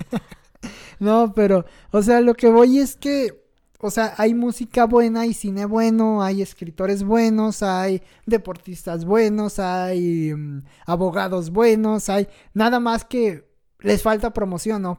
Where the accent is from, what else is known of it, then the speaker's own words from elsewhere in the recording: Mexico; los mexicanos somos cucarachas que estamos en todos lados